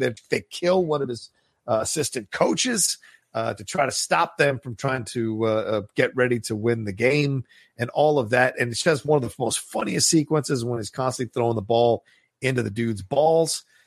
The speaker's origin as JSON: {"language": "English", "region": "Virginia", "country": "United States", "tie": "born or raised there", "said": "I grew up in Virginia"}